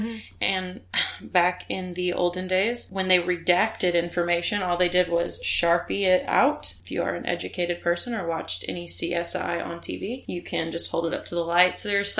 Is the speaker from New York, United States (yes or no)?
no; Pensacola, Florida, United States; born there; Just I was born in Pensacola, Florida.